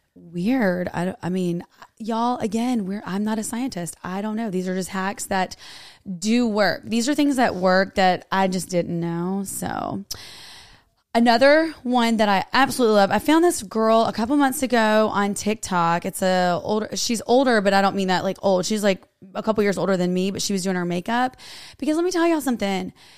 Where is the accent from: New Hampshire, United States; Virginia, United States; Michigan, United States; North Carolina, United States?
North Carolina, United States; I am from North Carolina